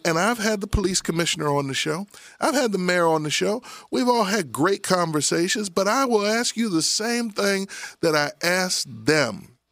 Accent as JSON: {"language": "English", "town": "Abington", "region": "Pennsylvania", "country": "United States", "tie": "born or raised there", "also_born_or_lived": "Frankford, Philadelphia", "said": "I grew up in Abington"}